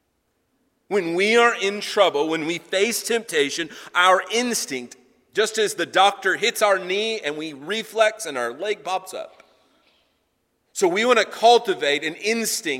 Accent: United States; as American Christians, as Christians living here in America

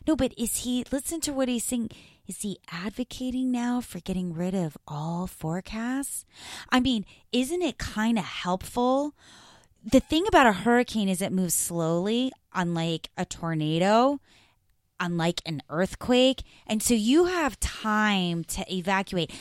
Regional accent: Florida, United States; I grew up in Florida

